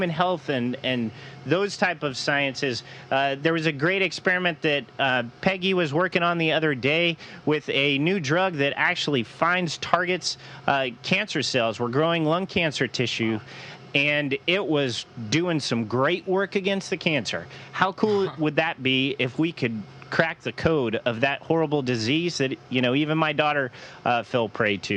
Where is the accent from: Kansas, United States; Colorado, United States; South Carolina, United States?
Colorado, United States; Louisville; my hometown in Colorado, Louisville